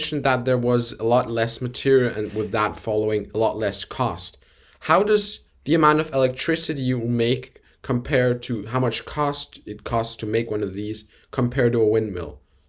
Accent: Switzerland; and for those that don't know, I am from Switzerland. And in Switzerland, we don't have that much wind

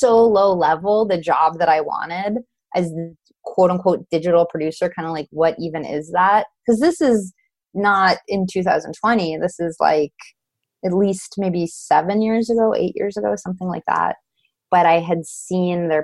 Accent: Los Angeles, California, United States; I'm from Los Angeles

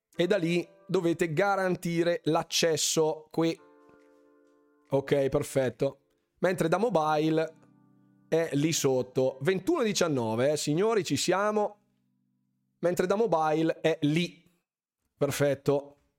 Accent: Bergamo, Lombardy, Italy; Sono di Bergamo

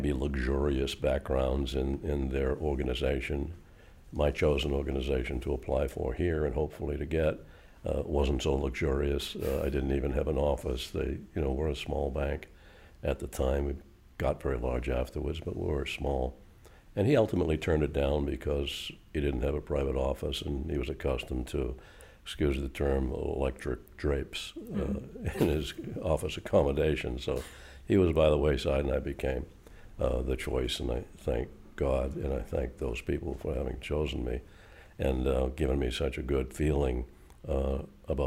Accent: Boston, Massachusetts, United States; moved away as an adult; now in York, United States; I never thought I'd be outside of Greater Boston

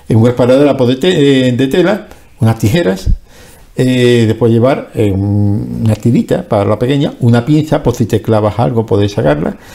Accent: Andalusia, Spain; yo voy a tirar para el sur, que es donde está mi pueblo, donde yo he salido

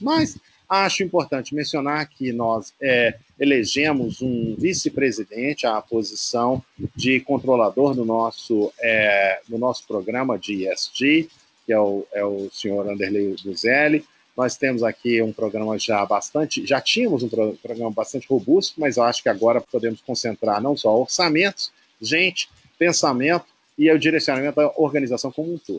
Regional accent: Belo Horizonte, Minas Gerais, Brazil; sou mineiro e apaixonado pela capital. Uh, onde nasci

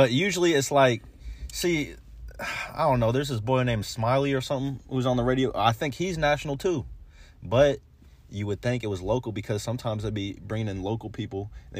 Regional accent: Pocono Mountains, Pennsylvania, United States; Pocono Mountains. You know what I'm saying? That's where I grew up.

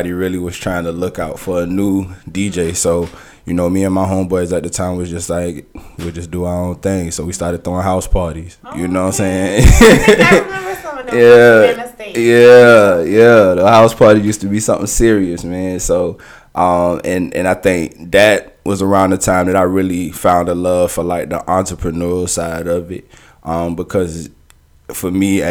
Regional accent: Savannah, Georgia, United States; I'm from Savannah

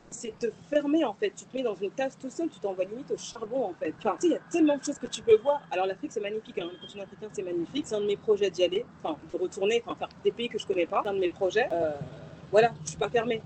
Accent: Paris, Île-de-France, France; moved away as an adult; now in Colombia; je suis née à Paris, j'ai grandi à Paris.

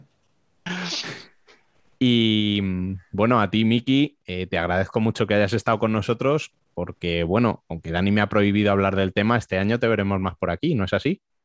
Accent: Spain; nosotros como españoles

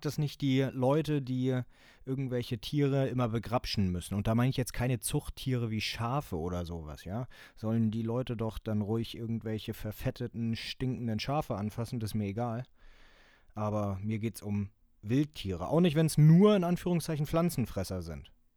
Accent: Germany; Bei uns in Deutschland

